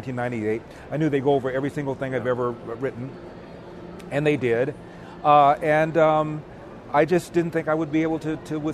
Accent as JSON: {"language": "English", "region": "California", "country": "United States", "tie": "born or raised there", "said": "I'm from California, born and raised"}